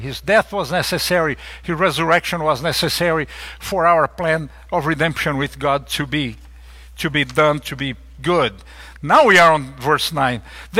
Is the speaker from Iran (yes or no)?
no; Brazil; You guys know I'm from Brazil, and I'm a big soccer fan, a horrible player, but a big fan.